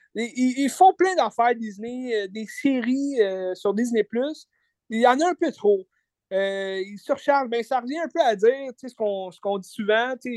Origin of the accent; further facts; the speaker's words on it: Quebec, Canada; en tant que Québécois